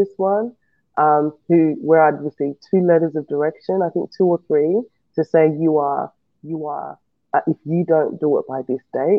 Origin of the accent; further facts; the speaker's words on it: Australia; also born or lived in West Africa; I've come from a West African nation. I grew up in Australia, so Australia is pretty much what I know